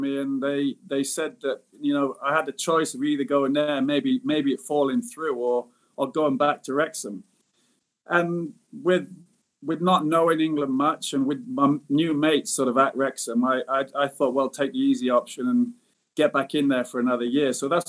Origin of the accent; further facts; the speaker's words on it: Singapore; I mean, I did miss Singapore. So at a young age and being abroad, sort of in my home country, but being abroad at the same time, I thought maybe it was best that I came back